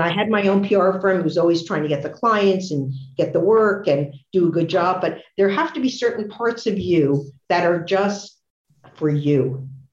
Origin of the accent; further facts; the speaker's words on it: Newark, New Jersey, United States; I was born in Newark, New Jersey. My father was at the forefront of the fitness movement. In our basement in Newark, he had a rowing machine